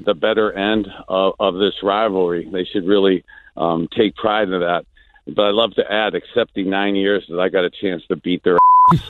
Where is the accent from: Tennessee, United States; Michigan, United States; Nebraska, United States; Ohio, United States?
Ohio, United States; Youngstown; growing up in Youngstown